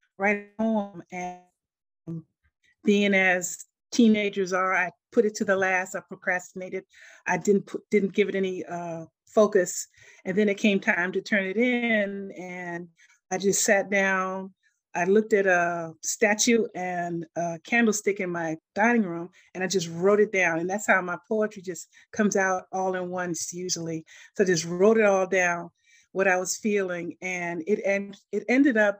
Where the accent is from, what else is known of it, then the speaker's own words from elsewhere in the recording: Washington, District of Columbia, United States; moved away; also born or lived in Maryland; I was born and raised in Washington, D.C., and I moved to Maryland later on.